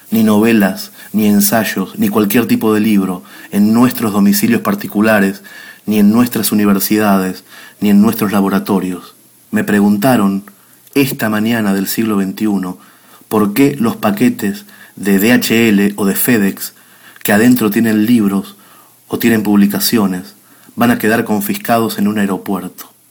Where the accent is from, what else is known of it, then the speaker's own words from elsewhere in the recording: Buenos Aires, Argentina; now in Spain; Vivo en España desde hace 12 años y como a veces escribo en la prensa española y saben que soy de Buenos Aires